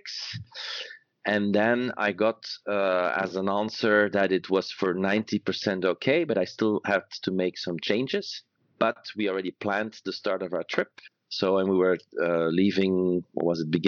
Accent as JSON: {"language": "English", "town": "Antwerp", "region": "Flanders", "country": "Belgium", "tie": "born or raised there", "said": "I was born and raised in Antwerp, Belgium"}